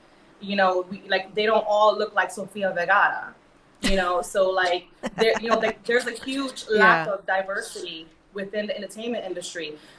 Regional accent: New York City, New York, United States; I was born and raised in New York. I'm American.

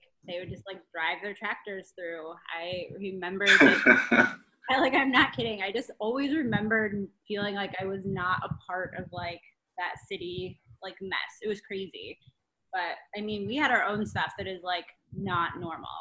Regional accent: Wellington, Ohio, United States; I grew up in a town in Ohio called Wellington, in the middle of nowhere.

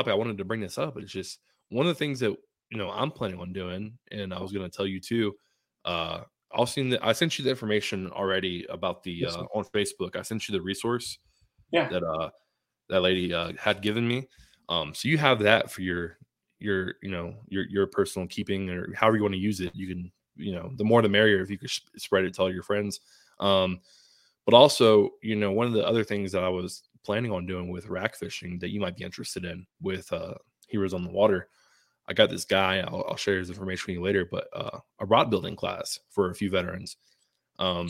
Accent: Tampa, Florida, United States; now in Colorado, United States; my hometown, you know, of Tampa, Florida.

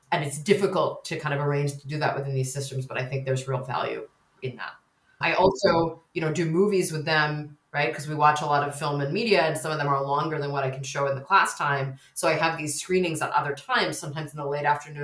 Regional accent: United States; accent: American; moved away as an adult; now in United Kingdom; as listeners can probably hear, I'm American

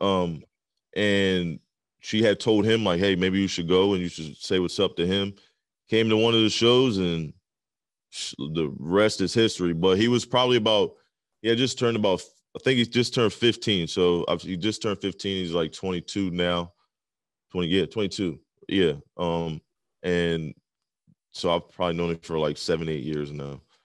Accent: southern Pennsylvania, United States; also born or lived in Maryland; I'm, like, um, on the southern part of Pennsylvania. I'm, like, right on the border of Maryland

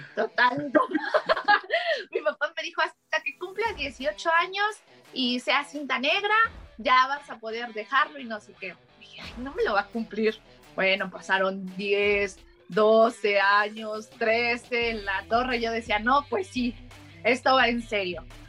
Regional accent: Mexico; soy mexicana

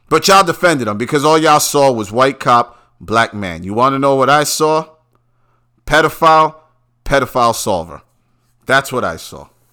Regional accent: New York, United States; I'm from New York

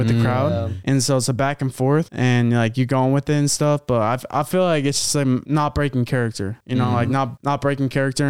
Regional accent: New Orleans, Louisiana, United States; Sorry for my accent. I'm from New Orleans.

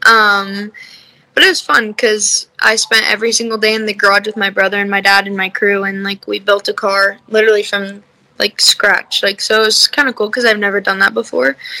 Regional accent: Las Vegas, Nevada, United States; moved away as an adult; now in Salt Lake City, United States; I'm from Vegas, but I live in Salt Lake right now because I'm going to school out here

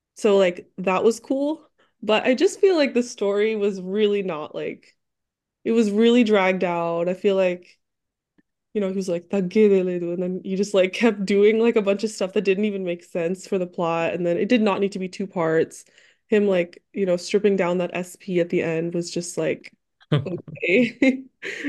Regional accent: Detroit, Michigan, United States; also born or lived in Dallas; now in New York, United States; I'm living in New York right now, but I'm from Dallas and originally from Detroit.

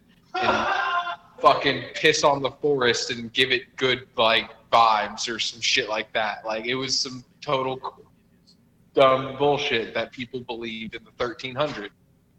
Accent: New York, United States; also born or lived in Washington State; I grew up in New York, I feel like you might, but here, no, you'll never find that. But I lived in Washington State for a little bit when I was younger.

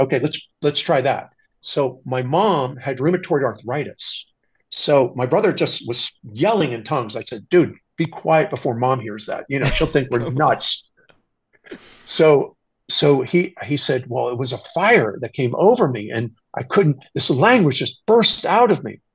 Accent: Washington, District of Columbia, United States; moved away as an adult; I have to go back home to the East Coast because I'm from Washington D.C.

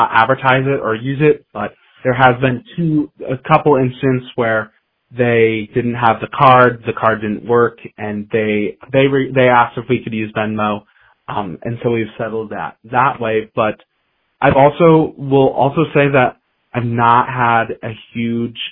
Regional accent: Pella, Iowa, United States; now in Cedar Falls, United States; I'm from Pella, Iowa, which is a smaller town 2 hours south

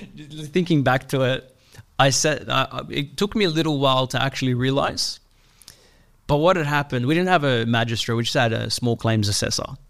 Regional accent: Sydney, New South Wales, Australia; I grew up in Western Sydney

